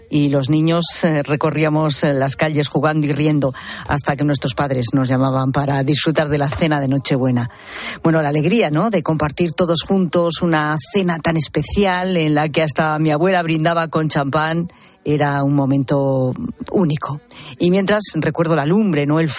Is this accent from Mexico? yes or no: no; Zamora, Castile and León, Spain; moved away; mi pueblo que se llama Maide, que es un pequeño municipio